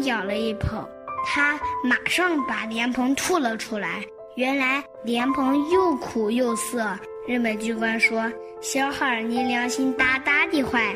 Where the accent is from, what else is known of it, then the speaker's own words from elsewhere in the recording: China; 我们中国人